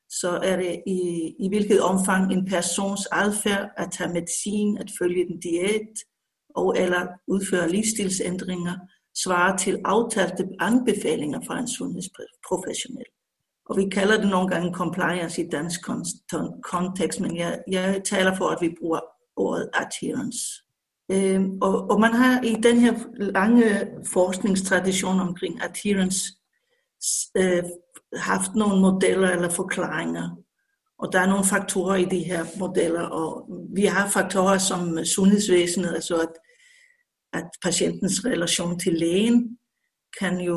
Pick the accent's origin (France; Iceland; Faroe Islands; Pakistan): Iceland; moved away as an adult; also born or lived in Odense, Denmark; now in Copenhagen, Denmark; så har jeg som islænding jo boet meget i Island og været på universitetet derovre.